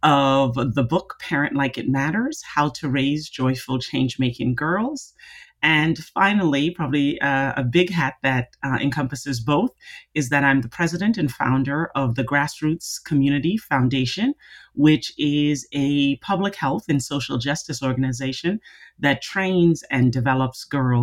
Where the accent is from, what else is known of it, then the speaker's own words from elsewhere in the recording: Jamaica; I am Jamaican, so there are lots of jokes about Jamaicans having 10 jobs.